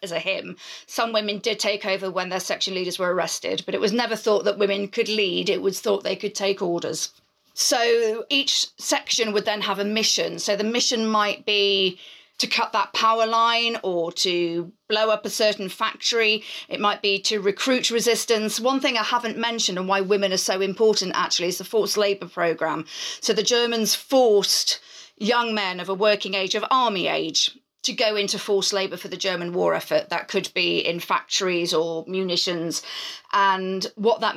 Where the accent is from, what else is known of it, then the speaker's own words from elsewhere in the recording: United Kingdom; we're British